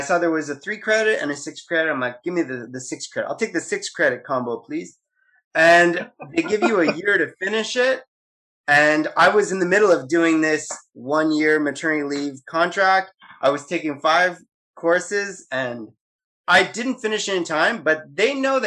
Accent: Beaconsfield, Quebec, Canada; I grew up in Beaconsfield, and we had the 211 bus

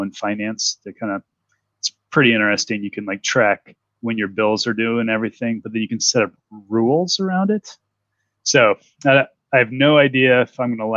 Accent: Illinois, United States; I'm from Illinois

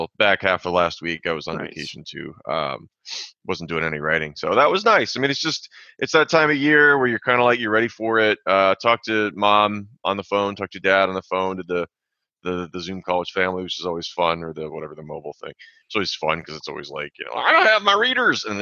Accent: Minnesota, United States; I'm also from Minnesota.

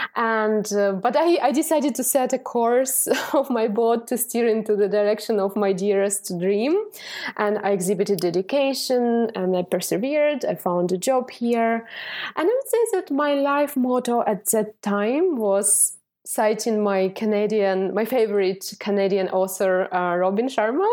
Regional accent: Dnipro, Dnipropetrovsk Oblast, Ukraine; English is a second language; moved away as an adult; now in Ireland; I was born and brought up in Ukraine, but actually to a Russian family, and uh, I really love my hometown of Dnipropetrovsk

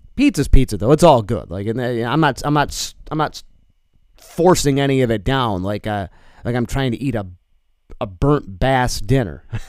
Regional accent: New York, United States; now in Eau Claire, United States; I come from New York

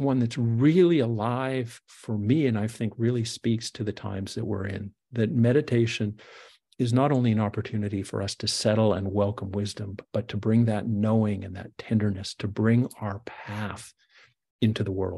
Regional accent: Canada; I'm a Canadian

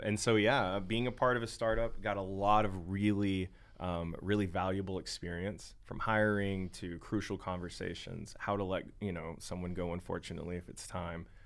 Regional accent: Longview, Texas, United States; I'm from Northeast Texas, Longview, Tyler

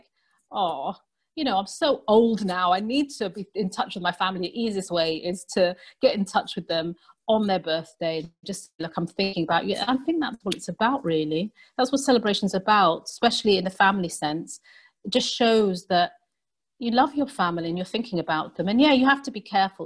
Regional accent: London, United Kingdom; moved away as an adult; now in Manchester, United Kingdom; I'm from London.

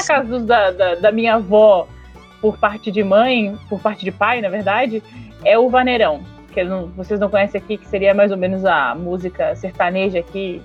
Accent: Santa Catarina, Brazil; Eu sou catarinense

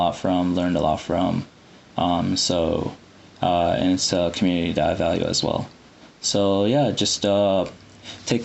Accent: Iowa City, Iowa, United States; moved away as an adult; also born or lived in Saudi Arabia / Sudan / Chicago; now in Massachusetts, United States; I'm a Sudani from Iowa City, and we have a large Sudani community there, unbeknownst to a lot of people, most people. And, you know, I've growing up in that community

